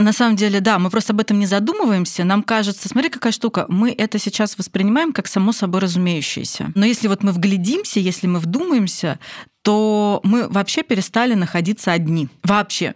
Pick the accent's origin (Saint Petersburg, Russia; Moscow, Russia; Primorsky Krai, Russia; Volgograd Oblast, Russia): Moscow, Russia; Я из Москвы